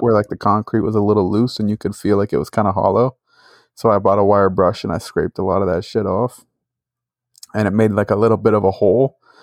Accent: Northeast, United States; we're from the Northeast. There's no freaking tornadoes up there

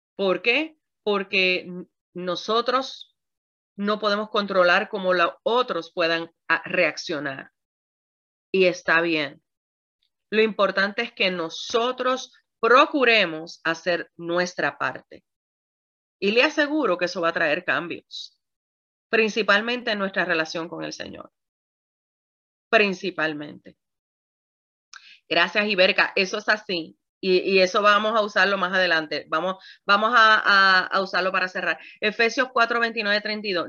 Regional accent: Puerto Rico; como buena puertorriqueña que soy

